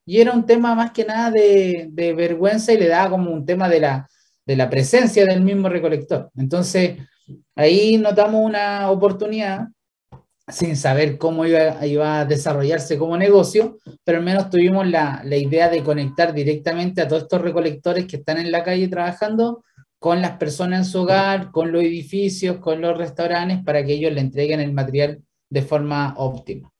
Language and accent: Spanish; Villarrica, Araucanía, Chile; moved away; yo soy de Villarrica